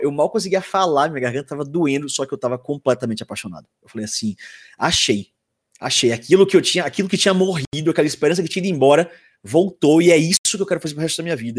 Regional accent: Salvador, Bahia, Brazil; eu sou da Bahia, né? Sou de Salvador

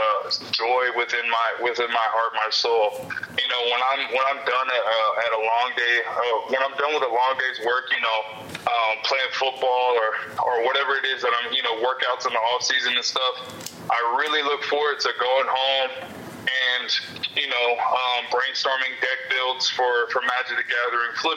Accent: Simi Valley, California, United States; my hometown in Simi Valley

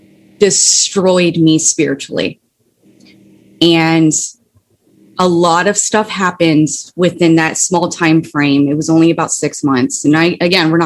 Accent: Ohio, United States; moved away; also born or lived in Florida; I moved back to Ohio from Florida

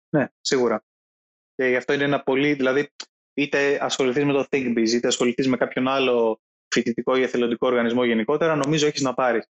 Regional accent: Greece; είμαι Έλληνας Οκ, okay, ναι, είναι ο χώρος στον οποίο γεννήθηκα και μεγάλωσα

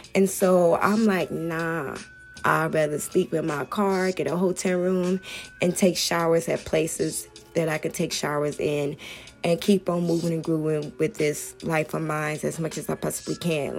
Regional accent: Hemet, California, United States; I'm from Hemet, so we don't really see that much going on out here

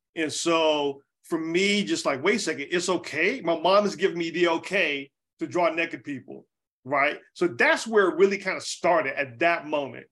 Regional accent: Charlotte, North Carolina, United States; moved away as an adult; also born or lived in Atlanta; now in Oakland, United States; I'm from Charlotte, North Carolina. I grew up in, you know, North Carolina

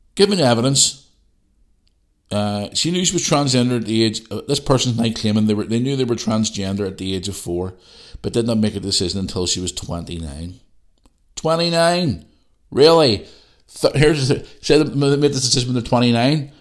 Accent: Belfast, Northern Ireland, United Kingdom; also born or lived in Bangor; I grew up in Belfast

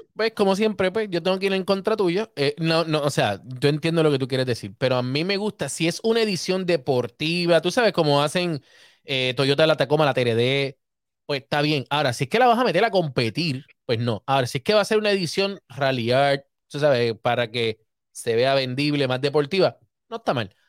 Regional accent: Puerto Rico; Yo soy boricua

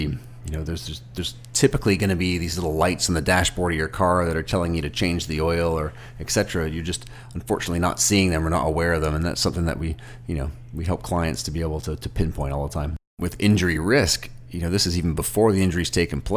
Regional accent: Toronto, Ontario, Canada; I'm from Toronto

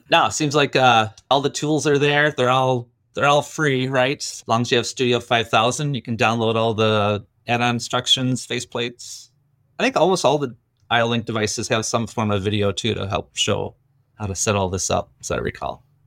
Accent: Green Bay, Wisconsin, United States; I grew up in Green Bay

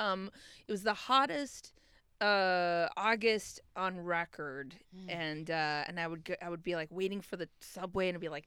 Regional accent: Minnesota, United States; moved away; I'm from Minnesota

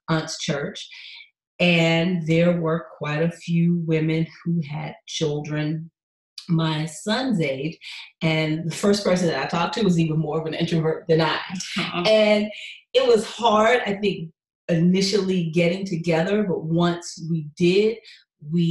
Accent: Atlanta, Georgia, United States; now in Houston, United States; I'm from Atlanta

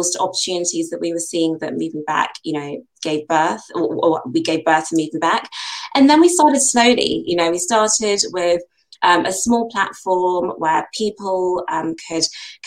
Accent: United Kingdom; Nigerian heritage, but born and bred in the UK. As you can tell, my accent suggests I've been here for far too long

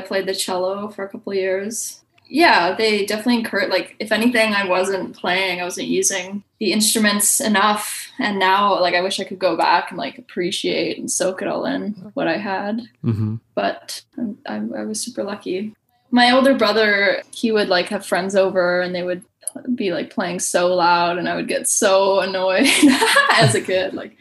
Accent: Toronto, Ontario, Canada; also born or lived in Hornby Island, British Columbia; born and raised in North York, which is, I say Toronto

